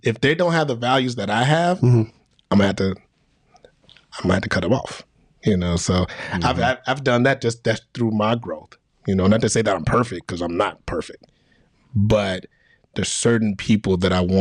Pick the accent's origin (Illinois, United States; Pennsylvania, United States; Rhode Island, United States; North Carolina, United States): Illinois, United States; Chicago; I'm from Chicago. So I grew up on my mom watching Oprah Winfrey when I was a kid